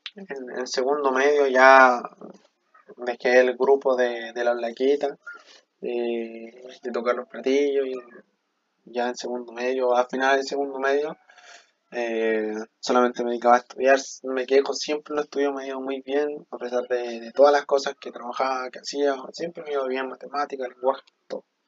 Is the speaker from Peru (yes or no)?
no; Chile; also born or lived in Bolivia; yo soy boliviano, vivo aquí en Chile desde que tengo razón de ser, desde mis tres llegué, me trajo mi papá acá a Chile